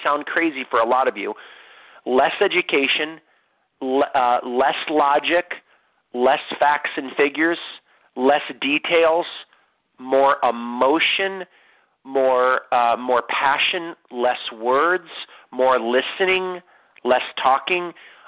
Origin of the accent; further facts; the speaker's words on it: San Diego, California, United States; We are from San Diego.